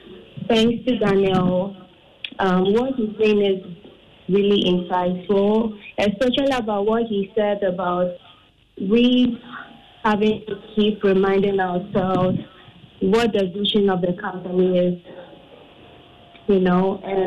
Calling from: Accra, Greater Accra, Ghana; I'm Accra.

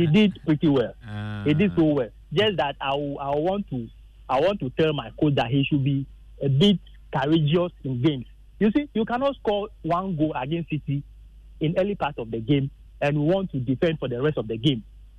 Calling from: Hohoe, Volta, Ghana; this is … from Hohoi.

